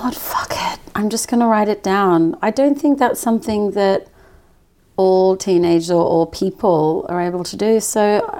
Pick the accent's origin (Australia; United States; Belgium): Australia; moved away; But remember, I grew up in Australia